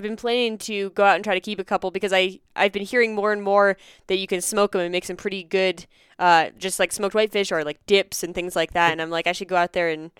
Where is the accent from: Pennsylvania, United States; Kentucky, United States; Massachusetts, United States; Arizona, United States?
Pennsylvania, United States; now in Denver, United States; I did a lot growing up in Pennsylvania, and I still do when I go back to Pennsylvania.